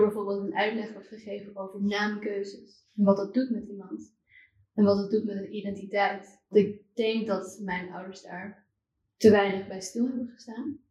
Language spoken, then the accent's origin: Dutch; Amsterdam, North Holland, Netherlands; also born or lived in China; ik kom zelf uit Amsterdam. Oh, ja, en ik ben, nou, ik heb misschien het geluk gehad dat ik niet in een boerendorp hm. ehm, ergens in Drenthe ben opgevoed